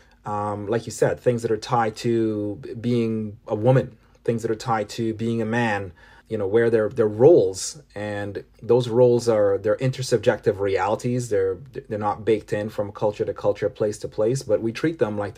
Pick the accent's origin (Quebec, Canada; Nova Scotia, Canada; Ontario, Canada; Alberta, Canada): Ontario, Canada; Toronto; born there; also born or lived in Caribbean; I was born in Toronto, but spent a large portion of my formative years growing up in the Caribbean.